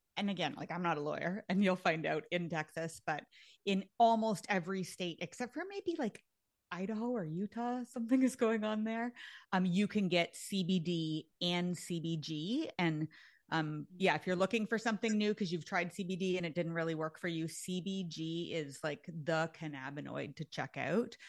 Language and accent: English; Canada; actually I'm Canadian.